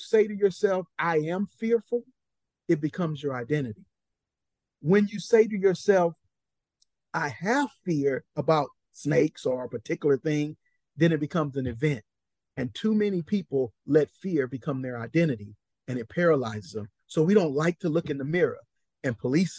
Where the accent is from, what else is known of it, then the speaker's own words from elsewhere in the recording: Compton, California, United States; I'm a boy from Compton